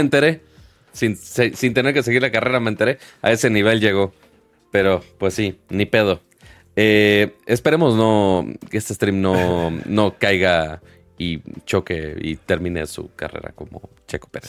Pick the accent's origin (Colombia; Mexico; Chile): Mexico; Monterrey, Nuevo León; now in Mexico City, Mexico; uno siendo regio